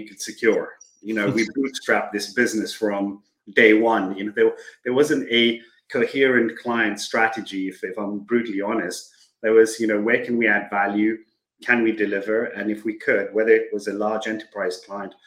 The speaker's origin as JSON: {"language": "English", "country": "Kenya", "tie": "born or raised there", "moved": "as an adult", "said": "Born and brought up in Kenya, kind of went through the education system there"}